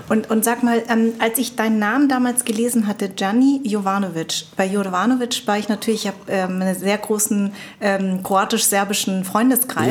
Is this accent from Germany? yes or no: yes; Darmstadt, Hesse, Germany; Darmstadt ist ja auch mein Geburtsort.